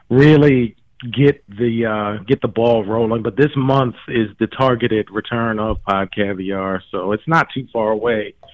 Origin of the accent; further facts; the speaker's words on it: Cincinnati, Ohio, United States; Like I'm from Cincinnati.